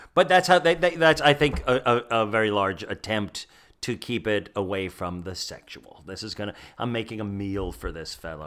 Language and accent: English; New Jersey, United States; born or raised there; also born or lived in Bronx, New York; now in Orlando, United States